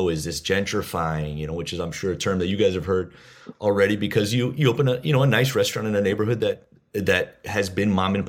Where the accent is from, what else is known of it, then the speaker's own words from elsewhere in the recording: South Broward, Florida, United States; Like I grew up down here. Well, I grew up in South Broward. My folks had a little jewelry store in Carroll City